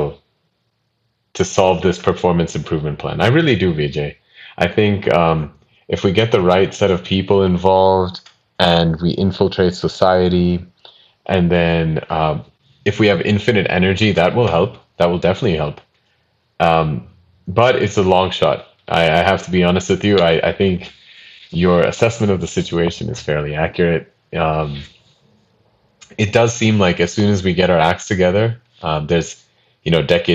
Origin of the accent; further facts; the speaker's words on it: United States; I'm from America